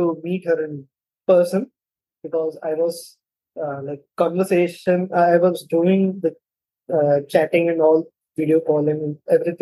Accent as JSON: {"language": "English", "country": "India", "also_born_or_lived": "Mumbai", "said": "I'm from India. I live in Mumbai"}